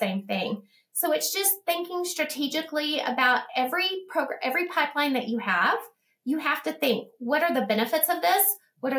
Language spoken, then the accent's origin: English; Odessa, Texas, United States; this is my hometown, and I love ECISD